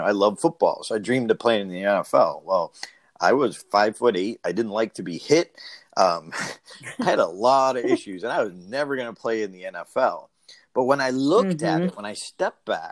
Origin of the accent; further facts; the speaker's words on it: Auburn, Massachusetts, United States; I'm from Auburn